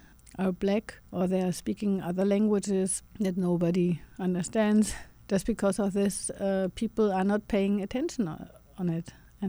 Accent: Germany; you know, we grew up in Germany and I think also in the US with all those stories of surviving Jews, the guilt, the German guilt of having killed so many people.

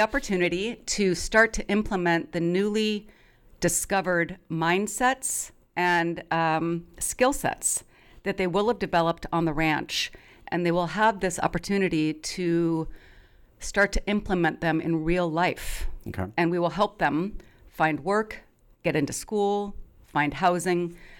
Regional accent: Eugene, Oregon, United States; I grew up in Eugene

